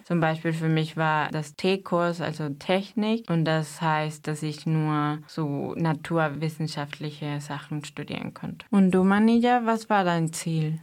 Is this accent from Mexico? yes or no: yes; Mexico; German is a second language; moved away as an adult; now in Germany; Ich komme aus Mexiko und bin seit sechs Jahren in Deutschland